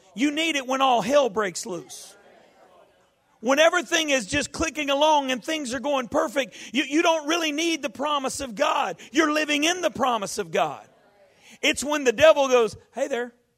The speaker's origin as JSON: {"language": "English", "town": "Baton Rouge", "region": "Louisiana", "country": "United States", "tie": "born or raised there", "moved": "yes", "lives_now": "New Orleans, United States", "said": "It's good to be back home in my hometown"}